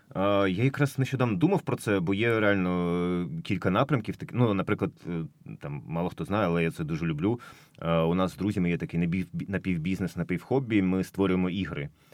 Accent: Ukraine; в моїй рідній країні, в моєму рідному місті

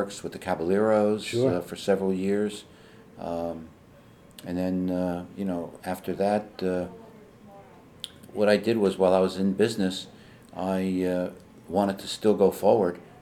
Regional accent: Hawthorne, New Jersey, United States; I was born and raised in Hawthorne. Basically, I was here all my life

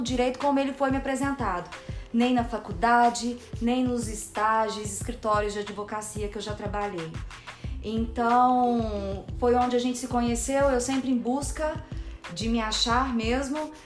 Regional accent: Minas Gerais, Brazil; moved away as an adult; now in São Paulo, Brazil; Eu sou mineira

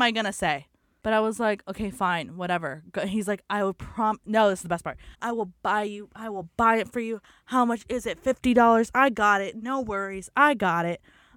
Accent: San Diego, California, United States; I was born on Zion Street in sunny San Diego in 1997.

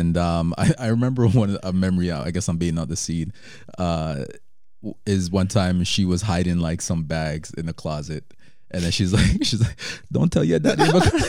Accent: Jamaica; moved away; we're Jamaican. Mm-hmm. I was born there. My brother wasn't, but you know, our parents are, you know, pretty Jamaican.

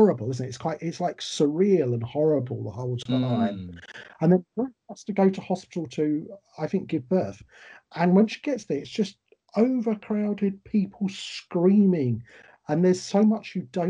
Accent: United Kingdom; we're British, we'd do work songs, we'd sing, we'd joke

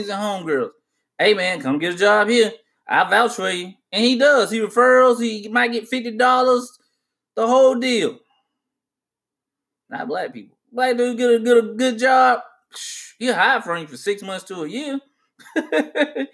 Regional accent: United States; as an American

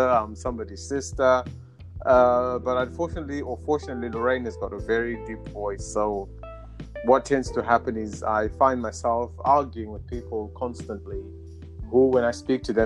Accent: Zimbabwe; moved away as an adult; now in United Kingdom; I'm from Zimbabwe. So I grew up in Zimbabwe

